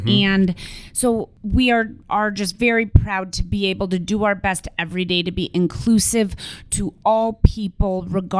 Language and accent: English; Denver, Colorado, United States; as a kid, I grew up in Denver